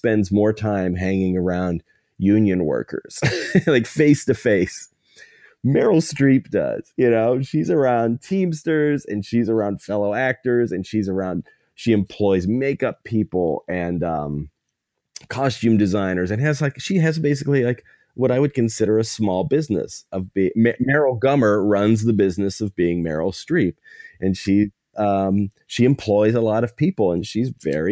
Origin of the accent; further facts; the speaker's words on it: New Kensington / Lower Burrell, outside Pittsburgh, Pennsylvania, United States; my hometown, a little town outside of Pittsburgh, New Ken, Lower Borough